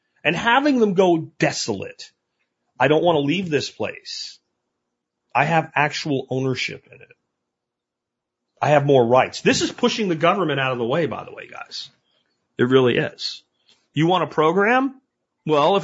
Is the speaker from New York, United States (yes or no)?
no; Pennsylvania, United States; I grew up in Pennsylvania